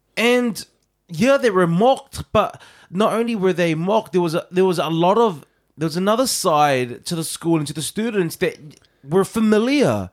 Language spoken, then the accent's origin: English; New Zealand; born in New Zealand